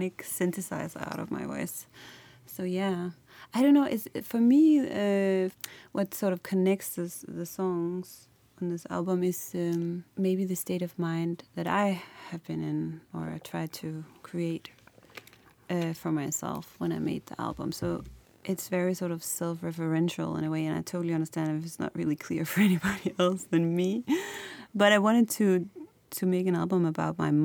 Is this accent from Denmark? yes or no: yes; Copenhagen, Capital Region of Denmark, Denmark; moved away as an adult; now in Berlin, Germany; I'm based in Berlin, but I'm from Copenhagen in Denmark